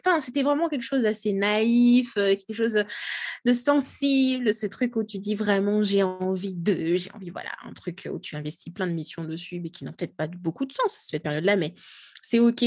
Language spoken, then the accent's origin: French; Kinshasa, DR Congo; moved away; moi je je suis congolaise, hein, j'ai grandi, je suis née, j'ai grandi à Kinshasa, euh, la capitale de la RDC, RD Congo